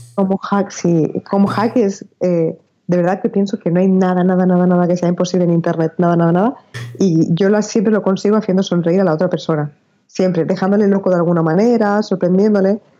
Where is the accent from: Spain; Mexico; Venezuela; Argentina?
Spain; yo soy española